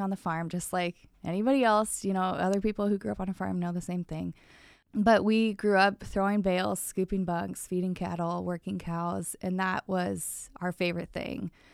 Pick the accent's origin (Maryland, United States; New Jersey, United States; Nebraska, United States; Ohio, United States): Nebraska, United States; Springfield; now in Iowa, United States; I grew up in Springfield, Nebraska. It's a small town right outside of Omaha.